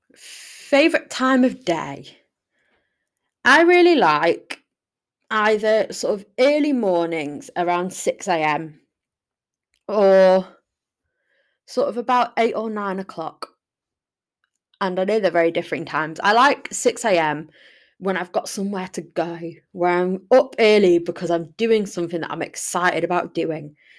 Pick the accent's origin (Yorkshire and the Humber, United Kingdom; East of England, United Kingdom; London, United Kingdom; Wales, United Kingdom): Yorkshire and the Humber, United Kingdom; Sheffield; I'm from Sheffield. I love Sheffield. It's a beautiful place to live.